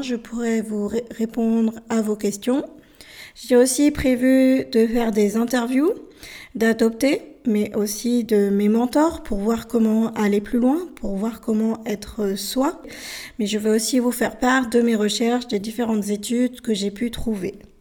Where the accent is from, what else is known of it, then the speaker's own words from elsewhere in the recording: France; also born or lived in Bolivia; Je suis française, mais je suis née en Bolivie. J'ai été adoptée à l'âge de 13 mois, mois dans, ce pays qui se situe au milieu de l'Amérique du Sud et je suis arrivée en France